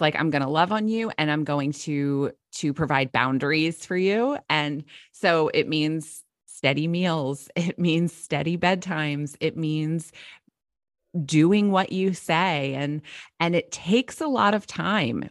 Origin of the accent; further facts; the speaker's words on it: New Jersey, United States; I grew up in South Jersey, where I am now